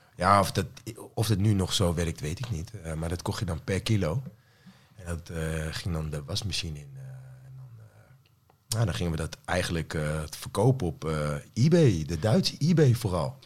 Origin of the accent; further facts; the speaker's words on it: Apeldoorn, Gelderland, Netherlands; ik kom eigenlijk gewoon uit Apeldoorn. En daar woon ik nog steeds.